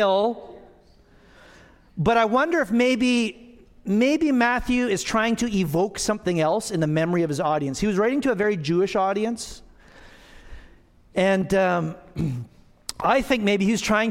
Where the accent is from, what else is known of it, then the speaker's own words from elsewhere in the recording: Alberta, Canada; now in Manitoba, Canada; I grew up in Alberta on the foothills.